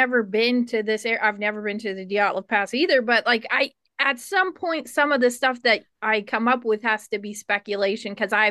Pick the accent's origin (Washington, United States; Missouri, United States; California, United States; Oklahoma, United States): Oklahoma, United States; moved away; also born or lived in Kentucky; Yeah, I'm from Oklahoma, and before I moved here, I spent a large portion of my life in Kentucky, and my family grew up in like the Appalachian Mountains.